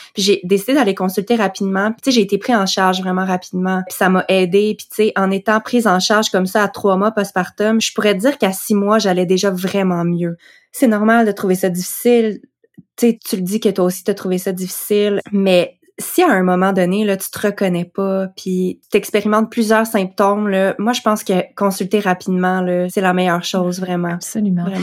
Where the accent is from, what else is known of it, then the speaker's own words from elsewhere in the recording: Quebec, Canada; also born or lived in Western Canada; j'ai déménagé de l'Ouest canadien pour revenir au Québec